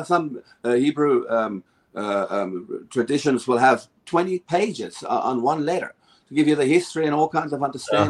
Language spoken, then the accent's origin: English; South Africa; now in United States; I come from South Africa.